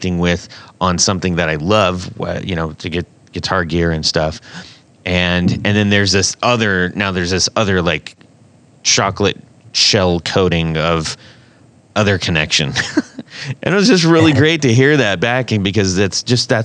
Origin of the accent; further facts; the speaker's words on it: West Coast, United States; moved away; I grew up on the West Coast